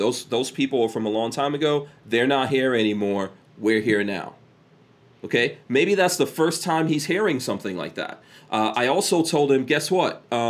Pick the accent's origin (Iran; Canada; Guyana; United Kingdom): Guyana; born there; I was born in Guyana, and Guyana is socialist in the least, communist.